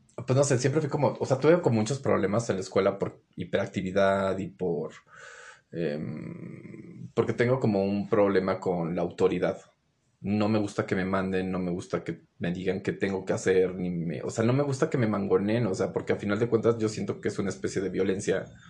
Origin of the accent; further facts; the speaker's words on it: Mexico City, Mexico; also born or lived in Guadalajara, Jalisco / Torreón; mi crecimiento fue como en la Ciudad de México